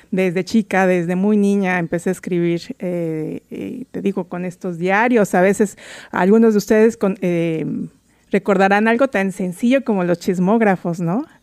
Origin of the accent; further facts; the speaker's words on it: Mexico City, Mexico; now in Seattle, United States; soy inmigrante antes que nada, soy de la Ciudad de México, llegué a vivir aq